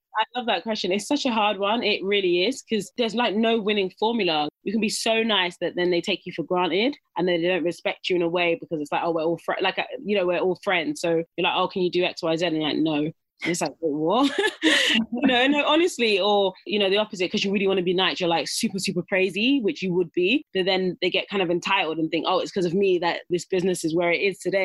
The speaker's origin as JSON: {"language": "English", "town": "Dagenham", "region": "London", "country": "United Kingdom", "tie": "born or raised there", "said": "I grew up in Dagenham"}